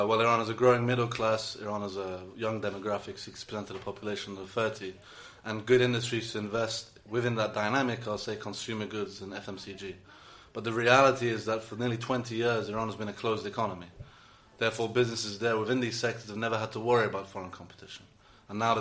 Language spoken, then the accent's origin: English; United Kingdom; I was born in Britain, but to Iranian parents who lived here for over two decades now